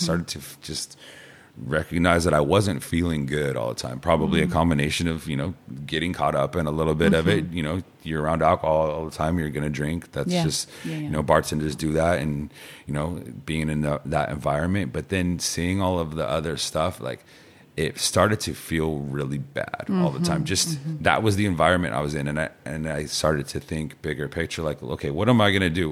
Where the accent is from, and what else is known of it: San Luis Obispo area, California, United States